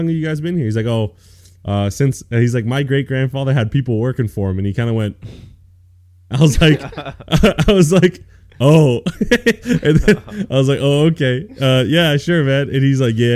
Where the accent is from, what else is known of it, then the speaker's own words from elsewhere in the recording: Canada; I'm a Canadian boy.